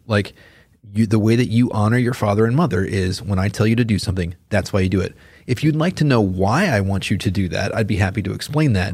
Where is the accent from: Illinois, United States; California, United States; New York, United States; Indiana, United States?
Illinois, United States; Chicago; now in Gardner, Kansas, United States; I grew up around Chicago area.